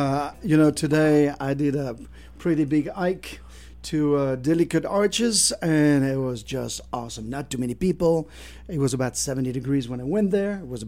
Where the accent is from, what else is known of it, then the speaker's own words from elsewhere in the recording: France; moved away; I'm from France